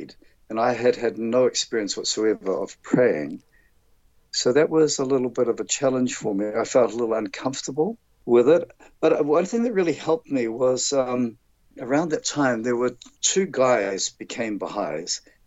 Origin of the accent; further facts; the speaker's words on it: Auckland, New Zealand; I grew up in Auckland, which is the largest city in New Zealand.